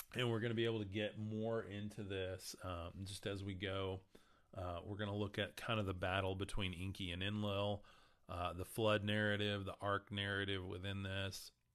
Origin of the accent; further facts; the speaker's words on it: West Texas, United States; growing up in West Texas